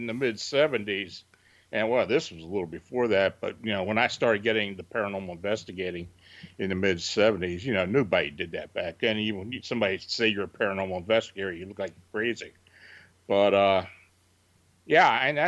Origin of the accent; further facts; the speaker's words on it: near Gettysburg, Pennsylvania, United States; I was born and raised near Gettysburg